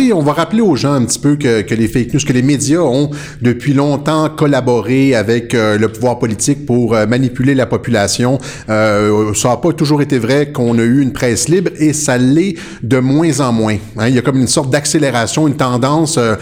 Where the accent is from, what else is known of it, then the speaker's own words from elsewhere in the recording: Quebec, Canada; chez nous au Québec